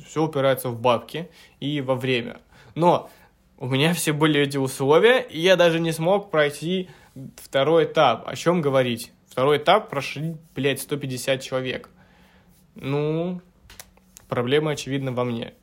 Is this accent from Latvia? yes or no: no; Petropavlovka, Krasnoyarsk Krai, Russia; now in Moscow, Russia; на родину, к себе в Красноярск, а, в Петропавловку, в свою родную деревню